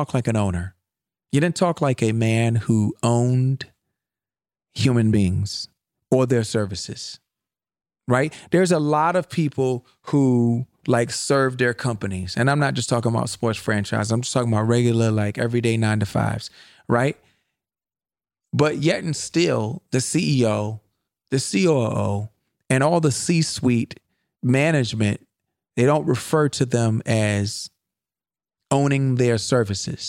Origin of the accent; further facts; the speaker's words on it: United States; I'm an American